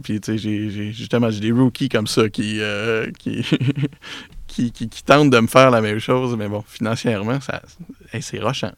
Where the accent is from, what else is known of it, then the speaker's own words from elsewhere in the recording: Repentigny, Quebec, Canada; now in L'Épiphanie, Canada; je suis un gars de Repentigny